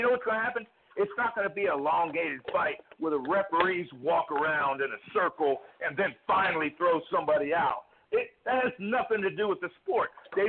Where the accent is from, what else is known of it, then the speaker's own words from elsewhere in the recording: Ohio, United States; now in Mississippi, United States; Well, I'm actually phoning from Mississippi, but I've lived all over the country. Originally, I'm from Ohio